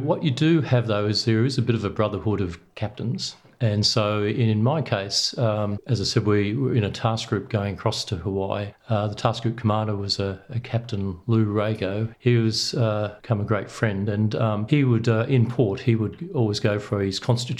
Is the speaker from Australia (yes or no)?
yes; Sydney, New South Wales, Australia; I grew up in Sydney, and my dad had a fishing boat, then a sailing boat, and we sailed on Sydney Harbour.